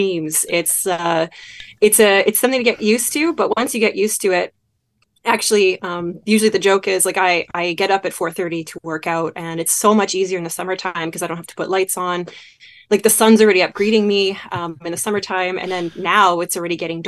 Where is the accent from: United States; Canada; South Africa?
Canada; Manitoba; moved away as an adult; also born or lived in Canadian Arctic; as I grew up in Manitoba, I got my, you know, quotation marks, cold weather training.